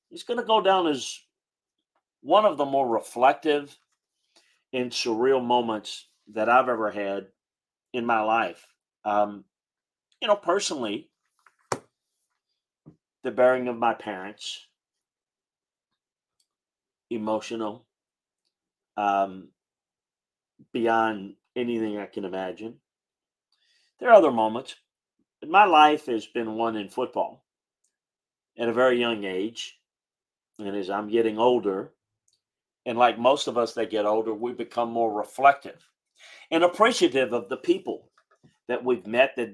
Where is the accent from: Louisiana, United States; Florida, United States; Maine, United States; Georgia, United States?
Louisiana, United States; South; moved away; I grew up in South Louisiana, going to LSU games with my parents.